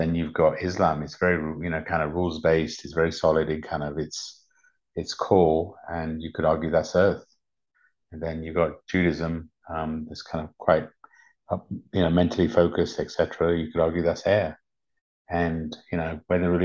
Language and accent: English; United Kingdom; born or raised there; English is a second language; also born or lived in Uganda